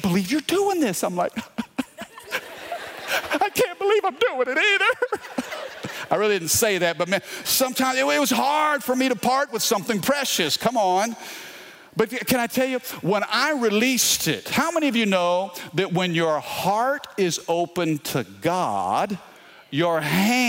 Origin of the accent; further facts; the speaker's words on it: Baton Rouge, Louisiana, United States; we're from Baton Rouge.